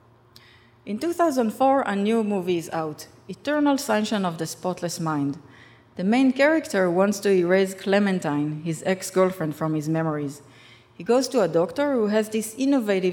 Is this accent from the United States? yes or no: no; Rishon LeZion, Central District, Israel; English is a second language; my hometown, Rishon LeZion